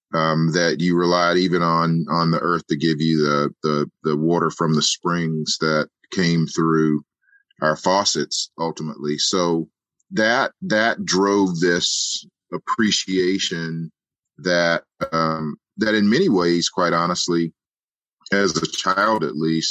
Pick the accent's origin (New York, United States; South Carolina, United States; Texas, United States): South Carolina, United States; Edgefield; I grew up in Edgefield, South Carolina